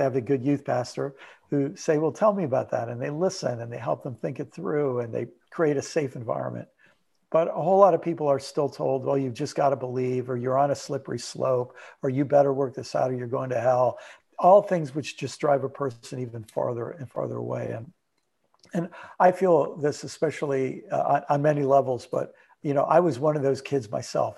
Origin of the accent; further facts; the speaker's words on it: Maryland, United States; moved away as an adult; also born or lived in New York / Illinois; now in Southwest Florida, United States; I was born in New York, lived most of my life for a little while in Illinois, most of my life in Maryland